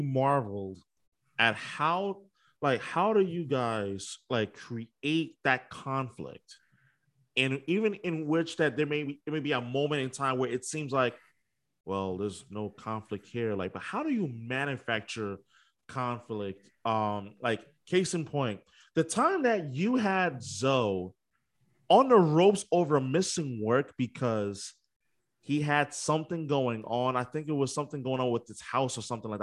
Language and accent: English; New York, United States; moved away as an adult; now in Boston, United States; I'm originally from New York